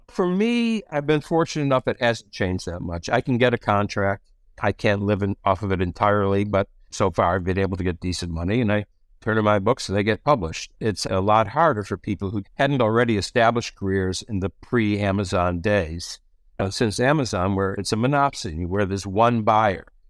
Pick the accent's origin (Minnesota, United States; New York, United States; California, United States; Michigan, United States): Michigan, United States; Detroit; moved away as an adult; also born or lived in New England; I'm from Detroit